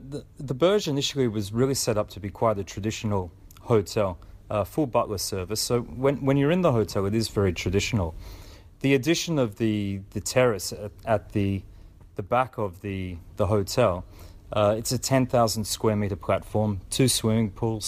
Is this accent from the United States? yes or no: no; Australia; Look, I think as an Australian, I had a dream. I had a dream to move offshore, and I followed my dreams. I've probably lived in 9 countries in the last 21 years.